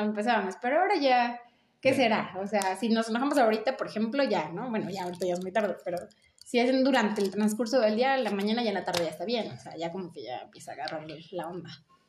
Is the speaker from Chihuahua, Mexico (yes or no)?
no; Mexico City, Mexico; moved away as an adult; now in Chiapas, Mexico; Soy de la Ciudad de México, estudié leyes, migré para Chiapas